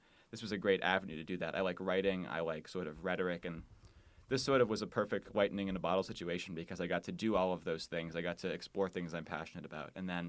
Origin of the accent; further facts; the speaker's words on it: Wheaton, Illinois, United States; moved away as an adult; now in Des Moines, United States; I am from Wheaton, Illinois, which is a suburb of Chicago, about 30 minutes outside of the city.